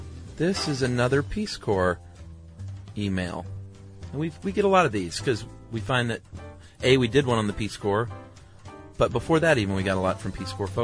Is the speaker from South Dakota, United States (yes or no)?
yes; South Dakota, United States; She and I grew up in South Dakota together and have been friends since kindergarten.